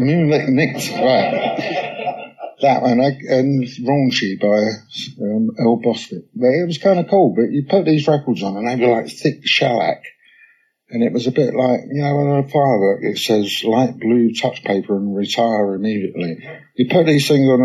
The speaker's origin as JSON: {"language": "English", "region": "London", "country": "United Kingdom", "tie": "born or raised there", "said": "where I was brought up in London, It was a place called Kensal Green"}